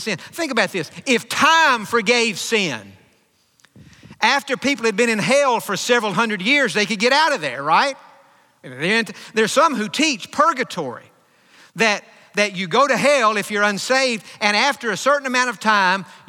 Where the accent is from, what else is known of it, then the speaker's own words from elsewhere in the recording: Hopkins County, East Texas, United States; moved away; growing up in Hopkins County, which in the 80s was the dairy capital of the world, over 500 dairies in Hopkins County